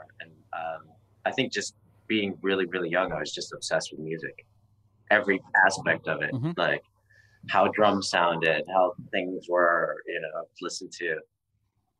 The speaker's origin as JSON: {"language": "English", "country": "Canada", "said": "I'm Canadian"}